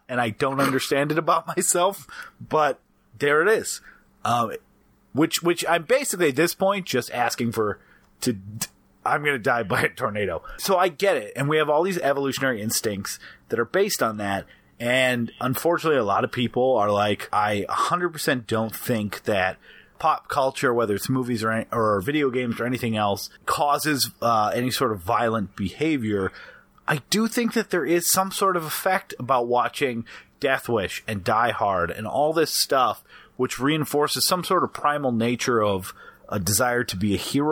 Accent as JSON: {"language": "English", "region": "Midwest", "country": "United States", "tie": "born or raised there", "said": "growing up in the Midwest"}